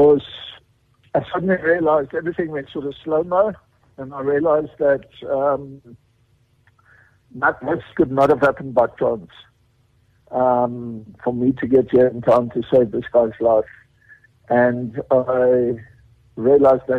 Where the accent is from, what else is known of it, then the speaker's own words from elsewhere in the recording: Cape Town, Western Cape, South Africa; also born or lived in Johannesburg / Alberton; I grew up in Cape Town